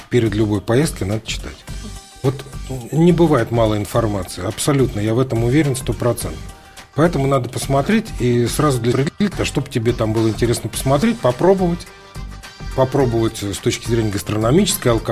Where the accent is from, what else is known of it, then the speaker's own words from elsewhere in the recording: Lviv, Lviv Oblast, Ukraine; Ну хорошо, я из Львова тоже Значит, привез там драгобыческой колбасы.